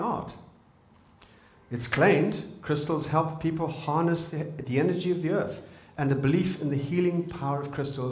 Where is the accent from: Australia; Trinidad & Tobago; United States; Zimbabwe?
Zimbabwe; moved away; I'm from Zimbabwe